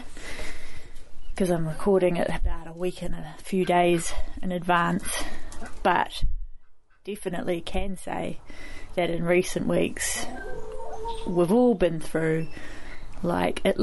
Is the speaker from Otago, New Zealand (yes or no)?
yes; Dunedin, Otago, New Zealand; now in Lower Hutt, New Zealand; I come from Otipoti, Dunedin